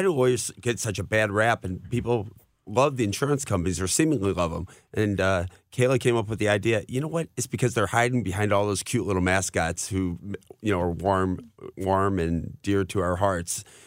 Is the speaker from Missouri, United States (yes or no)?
yes; Afton, Missouri, United States; I grew up in Afton